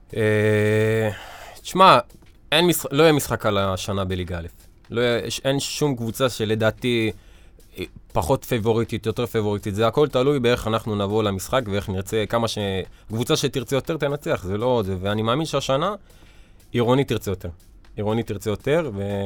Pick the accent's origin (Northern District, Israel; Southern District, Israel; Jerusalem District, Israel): Southern District, Israel; Ashkelon; כשהיינו בליגת העל באשקלון